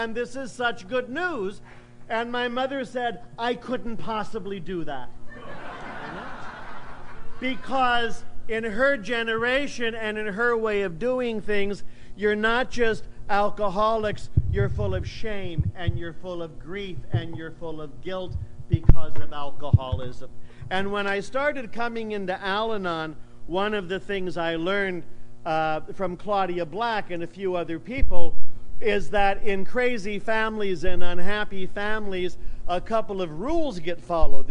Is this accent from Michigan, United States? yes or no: no; San Jose, California, United States; now in Oakland, United States; I've lived in Oakland for a long time. I grew up in San Jose